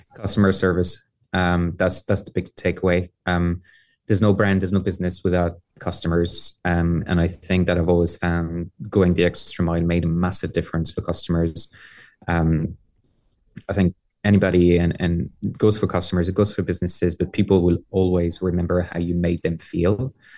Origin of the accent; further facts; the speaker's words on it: Paris, Île-de-France, France; now in Ireland; I was born and raised in Paris